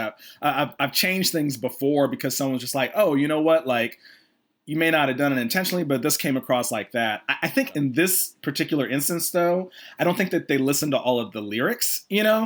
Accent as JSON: {"language": "English", "town": "Atlanta", "region": "Georgia", "country": "United States", "said": "I'm from Atlanta originally. So after college, I came back to Atlanta"}